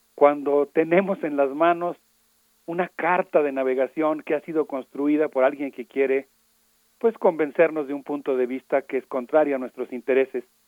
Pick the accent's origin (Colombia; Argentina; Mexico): Mexico; como comunidad universitaria y como sociedad mexicana